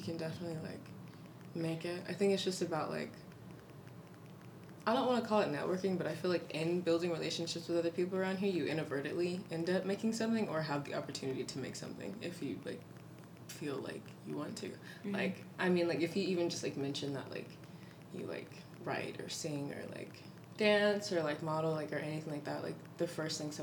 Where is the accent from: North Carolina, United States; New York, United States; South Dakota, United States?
North Carolina, United States; now in Austin, United States; I'm from North Carolina